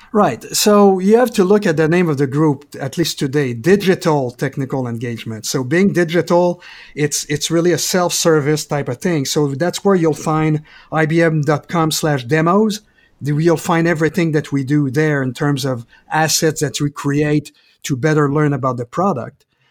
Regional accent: Quebec, Canada; moved away as an adult; also born or lived in California / Denver; now in Portland, United States; I'm originally from Quebec, Canada, and I moved to, um, to California originally, then I moved to Denver, back to California, and now in Portland

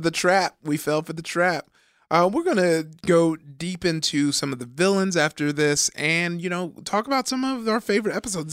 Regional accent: Compton, California, United States; I grew up in, uh, Compton

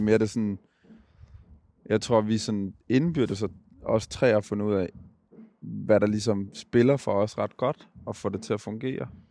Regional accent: Gladsaxe, Capital Region of Denmark, Denmark; jeg er fra København. Jeg er født og opvokset ude i Gladsaxe

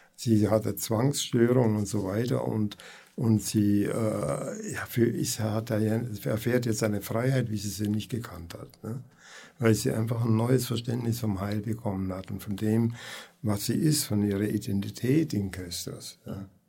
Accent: Kempten, Bavaria, Germany; moved away as an adult; ich bin eigentlich in Kempten geboren und aufgewachsen, aber dann bin ich in alle Welt irgendwie herum gewesen, 25 Jahre weg und irgendwie hat uns Gott wieder dahin geführt.

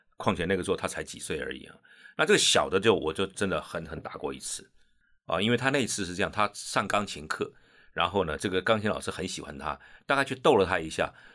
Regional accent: Pingtung County, Taiwan; moved away as an adult; now in Taipei, Taiwan; 我是屏东人，对不对？啊，我到台北来念，然后念了师大，啊，四年之后呢，我就回屏东去教书

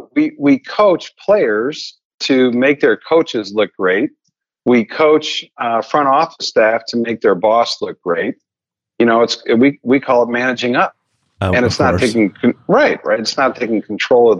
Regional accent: Missouri, United States; I'm from Missouri

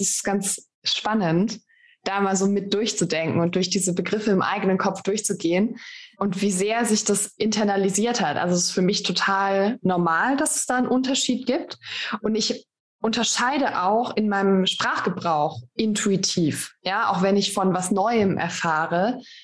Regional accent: Baden-Württemberg, Germany; Ich komme aus dem Badischen, bei uns sagt man, mein Gott, das ist eine Luftpump.

